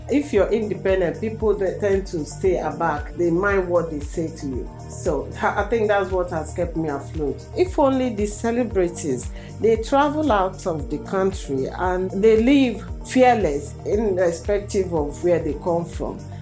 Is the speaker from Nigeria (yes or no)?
yes; Nigeria; moved away as an adult; now in Slough, United Kingdom; I'm from Nigeria.